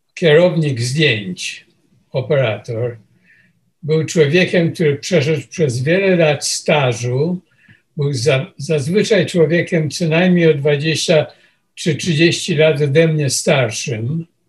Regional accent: Poland; moved away as an adult; also born or lived in Łódź; now in New York, United States; przyjechałem z Polski i e, wylądowałem w tym Nowym Jorku

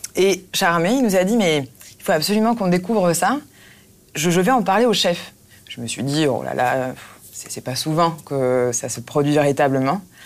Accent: Marne Valley, Grand Est, France; je viens de Vallée de la Marne

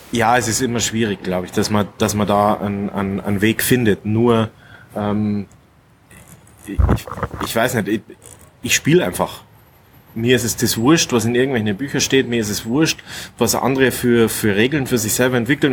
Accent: Munich, Bavaria, Germany; moved away as an adult; now in Kufstein, Austria; ich bin ja gebürtiger Münchner und bin aber schon jetzt das siebte Jahr in Österreich

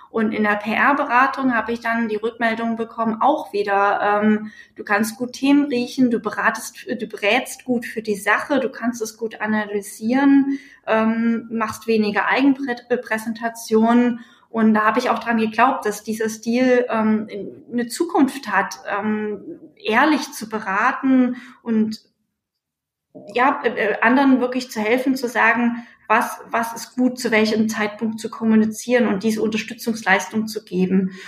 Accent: Leipzig, Saxony, Germany; Ich war 14, ich bin in Leipzig geboren, war 14, als die Mauer gefallen ist

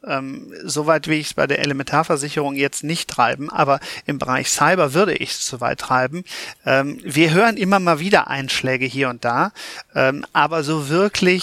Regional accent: Cologne, North Rhine-Westphalia, Germany; ich komme aus Köln

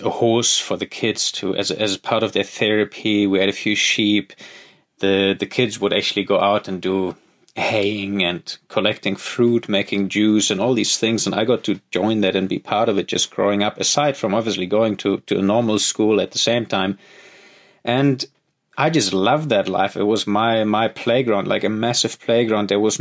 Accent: Lake Constance, Baden-Württemberg, Germany; moved away as an adult; now in Kalahari, Africa; I grew up in Germany. Sorry, boring. But I think even for German standards, my life was not exactly standard. I was raised on a small sort of countryside village just on the edge of a massive lake, Lake Constance in southern Germany.

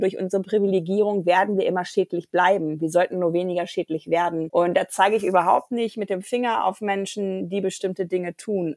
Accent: Germany; als Deutsche

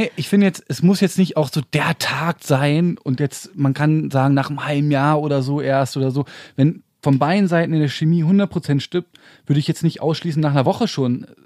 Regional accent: Berlin, Germany; ich bin richtiger Urberliner. Dritte Generation schon

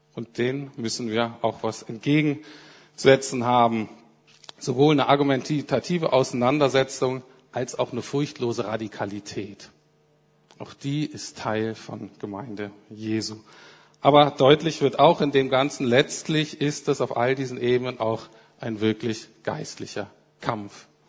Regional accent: Germany; als Deutsche

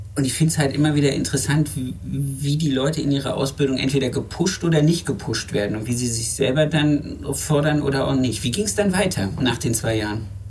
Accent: Germany; moved away; Ich komme ich komm ja aus dem Harz ursprünglich

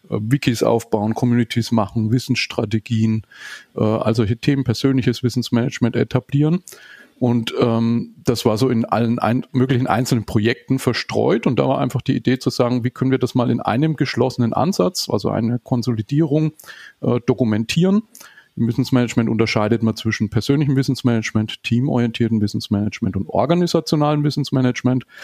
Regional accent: Nuremberg, Bavaria, Germany; äh, auch aus Nürnberg wie du, 44 Jahre, ähm, verheiratet, habe eine neunjährige Tochter, lebe auch hier in Nürnberg

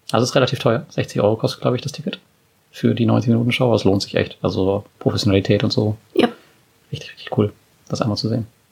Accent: Germany

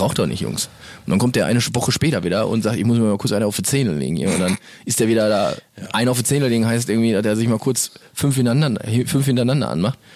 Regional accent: Castrop-Rauxel, North Rhine-Westphalia, Germany; Wir kommen hier so aus Kastrop-Rauxel. Das ist die schöne Stadt in der der wir wohnhaft sind.

